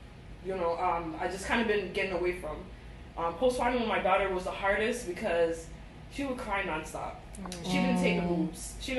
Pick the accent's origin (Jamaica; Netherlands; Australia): Jamaica; But even though I'm Jamaican, we're definitely not compatible.